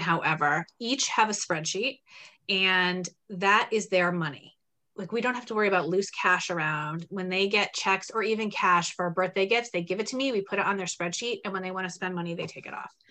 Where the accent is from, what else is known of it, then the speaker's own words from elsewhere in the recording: Terre Haute, Indiana, United States; now in Framingham, United States; I grew up in Terre Haute, Indiana, and then bounced around the country a little bit and came to Boston, the Boston area in 2008.